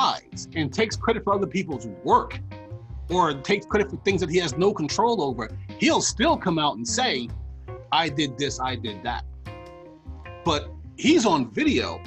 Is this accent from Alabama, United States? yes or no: no; New York, United States; I'm from New York.